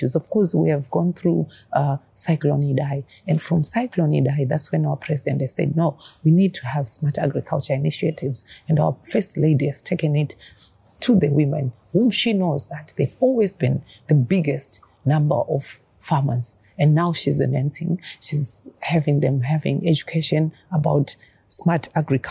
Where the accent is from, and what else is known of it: Zimbabwe